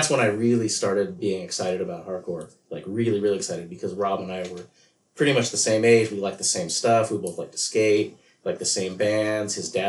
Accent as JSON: {"language": "English", "town": "Chula Vista", "region": "California", "country": "United States", "tie": "born or raised there", "said": "I grew up in Chula Vista, which is just south of San Diego."}